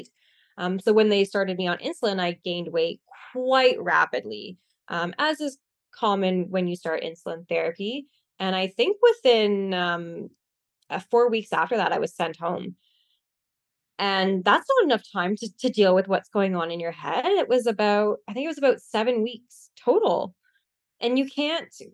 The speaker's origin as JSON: {"language": "English", "country": "Canada", "said": "I'm from Canada"}